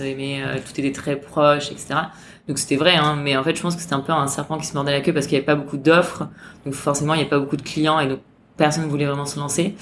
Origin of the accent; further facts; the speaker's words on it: France; now in Hong Kong; en tant que Français